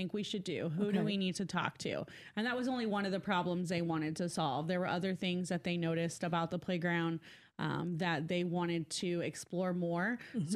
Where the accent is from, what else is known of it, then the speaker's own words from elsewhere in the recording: Decatur, Illinois, United States; I am from the Decatur area